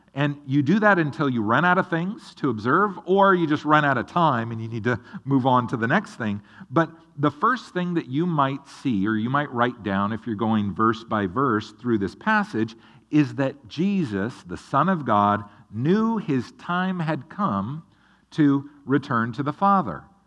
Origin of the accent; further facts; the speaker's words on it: Oregon, United States; moved away as an adult; now in Tennessee, United States; I grew up in the state of Oregon